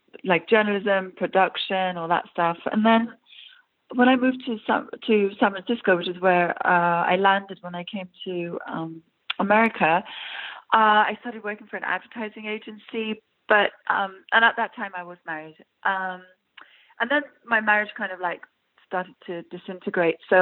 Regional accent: London, United Kingdom; accent: English; moved away; also born or lived in Iran; I'm originally from Iran, and then I grew up in London as a little girl.

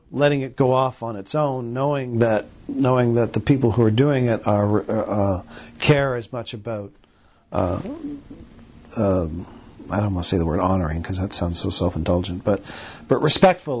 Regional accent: Canada; we're Canadian

